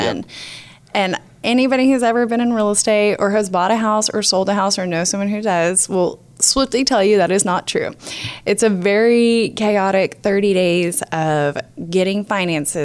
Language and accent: English; Oklahoma, United States; also born or lived in Enid, Oklahoma / California; I am from Oklahoma. I grew up in UConn. I moved to Enid. I've been in every small town possible.